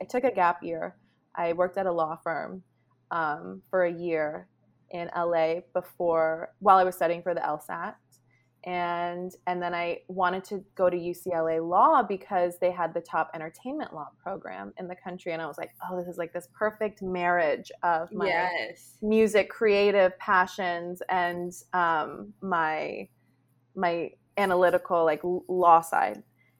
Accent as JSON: {"language": "English", "country": "Canada", "tie": "born there", "said": "I'm a Canadian citizen. Oh, wow. I was born in Canada."}